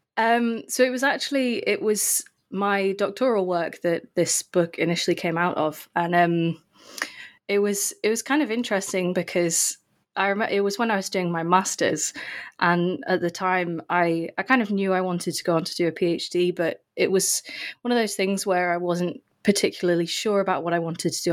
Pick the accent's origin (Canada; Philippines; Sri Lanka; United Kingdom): United Kingdom; England; also born or lived in St Andrews, Scotland; I'm from England